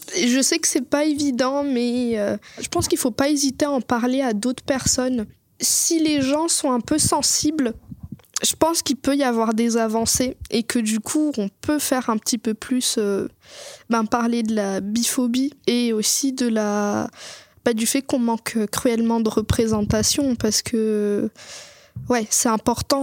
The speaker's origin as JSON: {"language": "French", "country": "Madagascar", "tie": "born or raised there", "said": "j'ai grandi à Madagascar"}